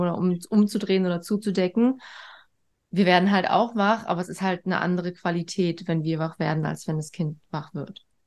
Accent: East Germany, Germany; Schon im Krankenhaus wurde ich direkt von der Mama weg und in ein eigenes Bettchen. So war das früher in der DDR

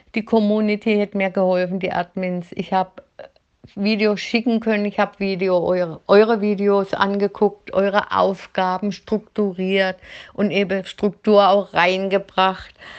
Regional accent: Black Forest, Baden-Württemberg, Germany; ich habe jetzt ein bisschen Dialekt halt, ich komme aus dem Schwarzwald

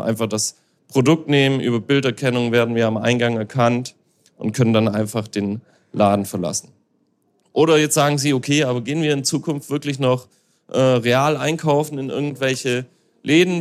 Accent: Hamburg, Germany; ich als Hamburger

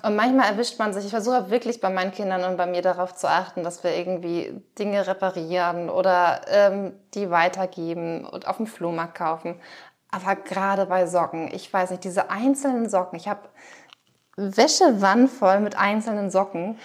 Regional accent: Schleswig-Holstein, Germany; moved away; ich komme ja aus Schleswig-Holstein

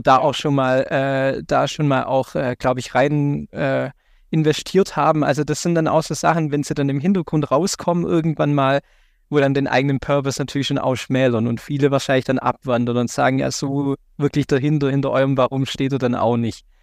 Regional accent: Baden-Württemberg, Germany; hier in Baden-Württemberg, wo ich herkomme

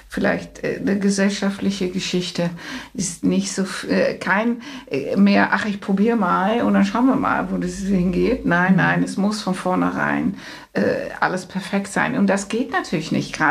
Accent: Netherlands; Was noch fehlt, ist vielleicht, ähm, ich bin Holländerin

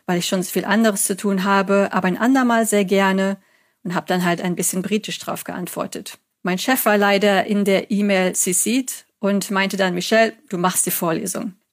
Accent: Germany; accent: German; Also man hat mir gesagt, dass mein Akzent jetzt nicht mehr so stark ist. Manche halten mich sogar für schottisch oder irisch.

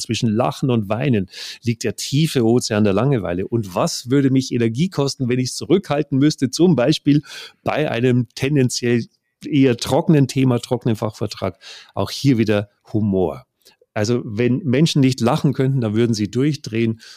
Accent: Bavaria, Germany; Ich komme aus Bayern

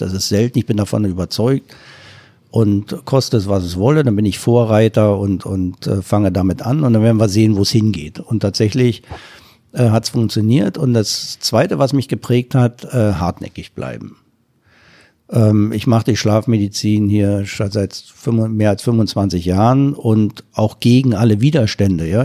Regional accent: East Germany, Germany; ich komme ja aus dem Osten

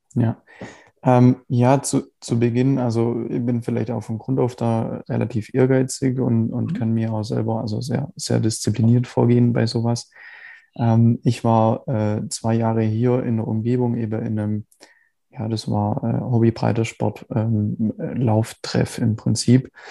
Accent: Biberach, Baden-Württemberg, Germany; Ja, ich äh, komme aus Biberach, also unterhalb von Ulm. Mhm. Ähm, wohne, also der Großteil meiner Zeit eigentlich schon immer hier

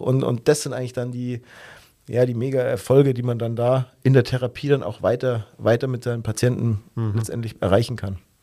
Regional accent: Germany; bei uns in Deutschland

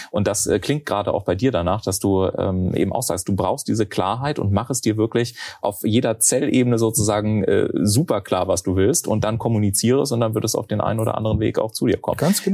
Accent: Garmisch-Partenkirchen, Bavaria, Germany; moved away; also born or lived in Munich; ich komme ja aus Garmisch-Partenkirchen

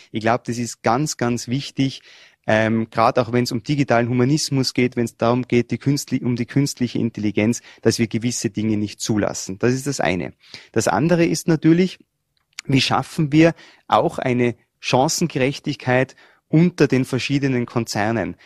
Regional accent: Tyrol, Austria; Ich komme aus Tirol und die Tiroler und die Vorarlberger sind sich ja bei der Mentalität nicht so fern

